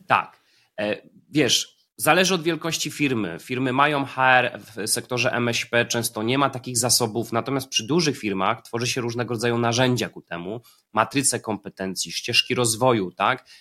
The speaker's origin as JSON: {"language": "Polish", "town": "Poznań", "region": "Greater Poland", "country": "Poland", "said": "Ja jestem z Poznania"}